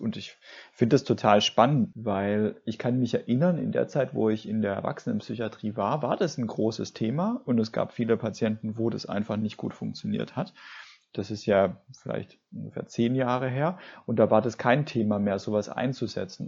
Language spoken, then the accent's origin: German; Swabia, Germany; ich komme ja aus dem Schwabenland